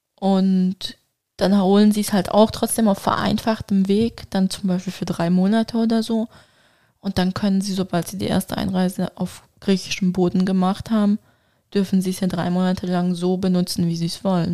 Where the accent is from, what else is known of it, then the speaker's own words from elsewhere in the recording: Turkey; für mich als Türkin